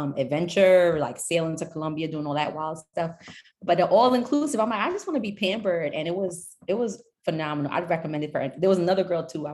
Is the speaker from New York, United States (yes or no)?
yes; New York, United States; also born or lived in Nashville; I'm originally was born in Nashville, but I'm from New York